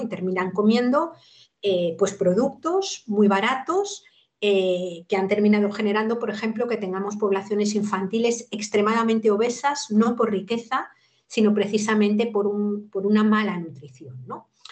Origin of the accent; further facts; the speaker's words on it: Madrid, Community of Madrid, Spain; moved away as an adult; now in Cantabria, Spain; yo soy madrileña de nacimiento y he vivido en Madrid la mayor parte de, mi vida